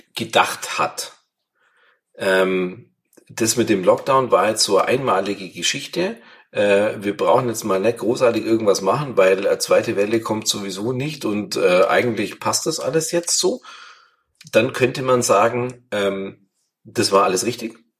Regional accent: Bavaria, Germany; bei uns in Bayern

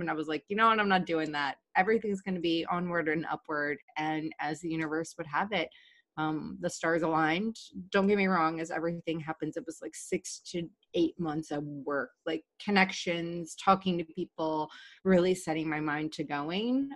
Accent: Virginia, United States; moved away as an adult; also born or lived in Washington, D.C. / San Diego; now in New York, United States; being from Virginia

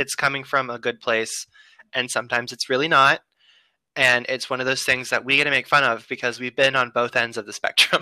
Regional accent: United States; I'm American.

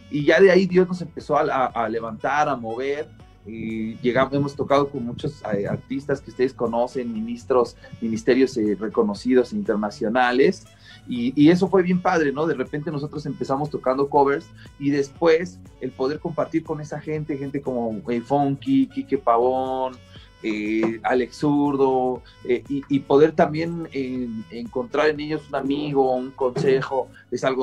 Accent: Mexico; Y, y como mexicanos estamos orgullosos y el mariachi es algo increíble

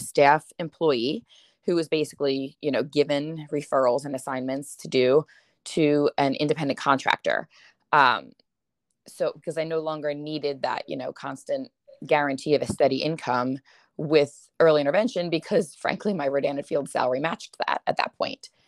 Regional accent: Limerick, Pennsylvania, United States; I am from Limerick, Pennsylvania

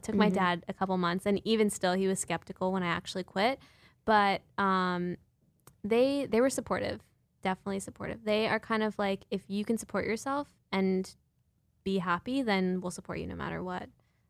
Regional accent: Connecticut, United States; moved away as an adult; now in New York, United States; I grew up in Connecticut.

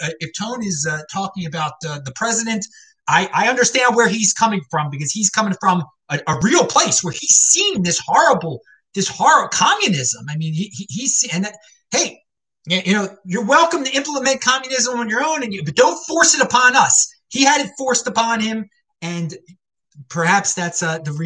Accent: Baltimore, Maryland, United States; moved away; also born or lived in Asheville, North Carolina; I grew up in Baltimore

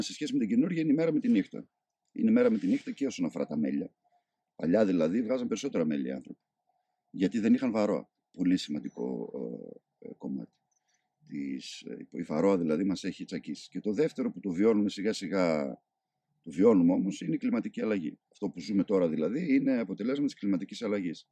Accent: Karditsa, Thessaly, Greece; moved away as an adult; also born or lived in Heraklion, Crete; Εγώ γεννήθηκα μεγάλος στην Καρδίτσα

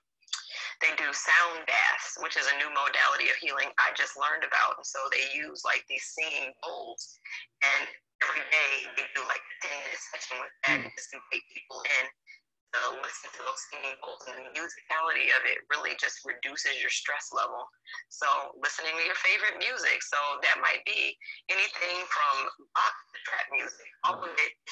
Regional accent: Lockport, New York, United States; I grew up in Lockport, New York, which is a small town in Western New York right outside of Niagara Falls.

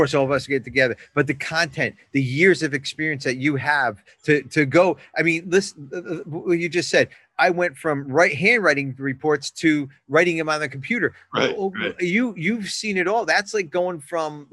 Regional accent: New Jersey, United States; I'm from Jersey

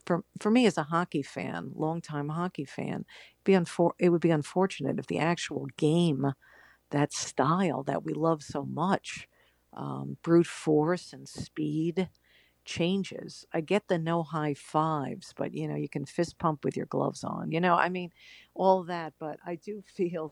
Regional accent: Long Island, New York, United States; I grew up on Long Island

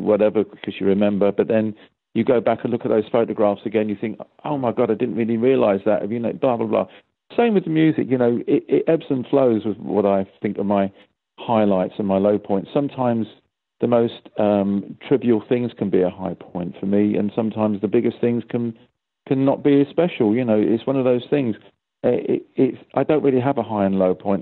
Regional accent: London, United Kingdom; I'm from London.

